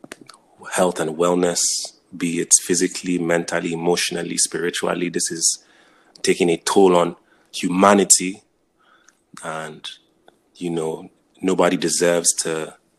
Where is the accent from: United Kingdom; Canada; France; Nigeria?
Nigeria; also born or lived in Jos, Nigeria; now in United States; when I was growing up in Nigeria